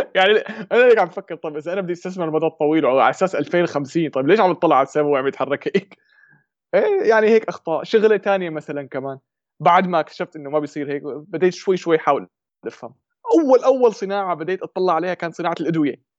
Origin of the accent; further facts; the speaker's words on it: Syria; accent: Shami (Levantine); moved away as an adult; now in Germany; من سوريا يمكن باين من لهجتي فورا شامي